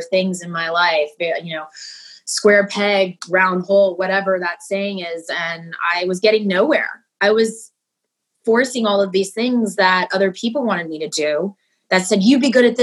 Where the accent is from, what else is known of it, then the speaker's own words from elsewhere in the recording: Houston, Texas, United States; moved away as an adult; also born or lived in Dallas, Texas; now in San Diego, United States; I'm originally from Houston, and I lived in Dallas for many years where I went to college